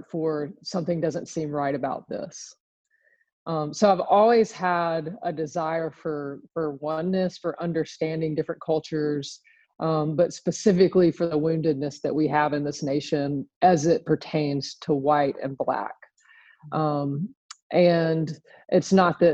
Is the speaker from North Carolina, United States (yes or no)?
no; Birmingham, Alabama, United States; I was born and raised in Birmingham, Alabama, a little suburb just west of the city